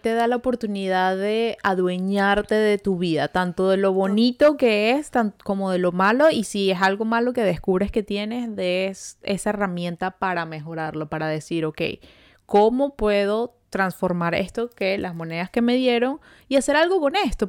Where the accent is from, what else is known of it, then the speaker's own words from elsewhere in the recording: Venezuela; now in Montreal, Canada; nosotras somos dos amigas venezolanas que llevamos viviendo ya varios añitos en Montreal